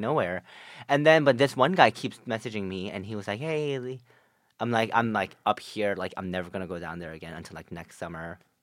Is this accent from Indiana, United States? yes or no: no; New Jersey, United States; I'm from North Jersey